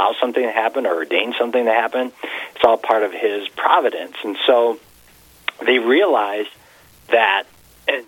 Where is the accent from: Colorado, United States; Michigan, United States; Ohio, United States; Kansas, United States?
Michigan, United States; Detroit; moved away as an adult; now in Cavalier, United States; I'm from Michigan, and more precisely, just a city boy from South Detroit